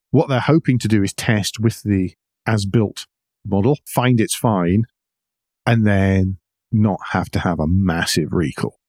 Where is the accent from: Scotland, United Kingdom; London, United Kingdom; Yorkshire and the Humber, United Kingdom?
Scotland, United Kingdom; now in United States; As a Scot